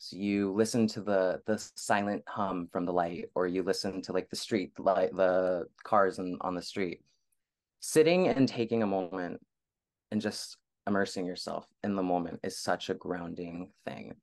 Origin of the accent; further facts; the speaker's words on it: Bay Area, California, United States; also born or lived in Los Angeles, California; I was born and raised in the Bay Area, California.